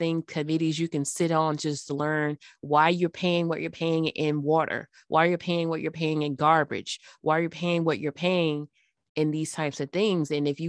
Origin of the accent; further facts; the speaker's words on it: Florence, Alabama, United States; born there; So I was born in Alabama in a Northwest city. It's called Florence. It's off of the Tennessee River Valley.